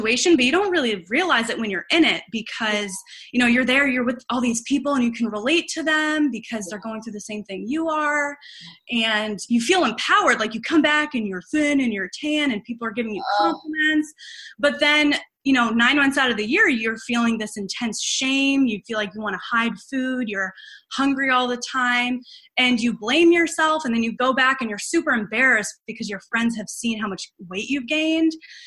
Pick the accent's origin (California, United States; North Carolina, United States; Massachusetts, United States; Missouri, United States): Massachusetts, United States; Boston; moved away as an adult; also born or lived in Illinois; I'm originally from Boston, or outside of Boston